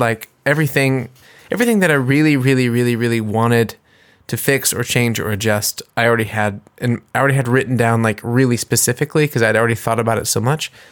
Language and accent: English; United States; now in Germany; I'm an American and I'm singing in English